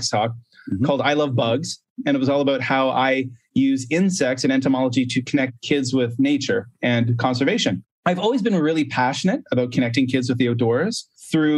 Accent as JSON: {"language": "English", "country": "Canada", "also_born_or_lived": "Korea / Japan", "moved": "as an adult", "lives_now": "China", "said": "I'm a Canadian"}